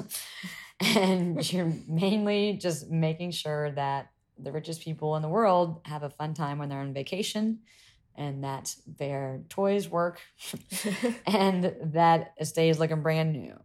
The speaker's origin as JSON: {"language": "English", "region": "South Carolina", "country": "United States", "tie": "born or raised there", "moved": "as an adult", "said": "growing up in South Carolina or even in America"}